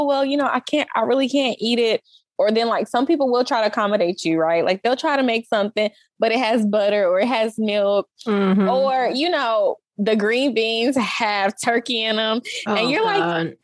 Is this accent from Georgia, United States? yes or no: no; Charlotte, North Carolina, United States; moved away as an adult; also born or lived in Michigan; now in Texas, United States; I grew up in Charlotte, North Carolina